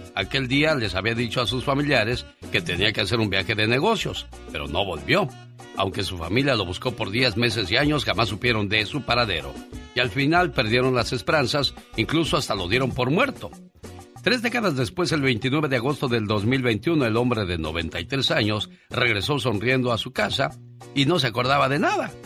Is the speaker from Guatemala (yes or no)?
no; Corral Falso, Guerrero, Mexico; Yo nací en el estado de Guerrero, en Corral Falso Guerrero.